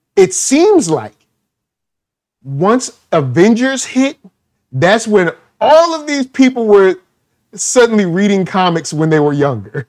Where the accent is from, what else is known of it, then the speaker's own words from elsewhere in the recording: Virginia, United States; I grew up in Virginia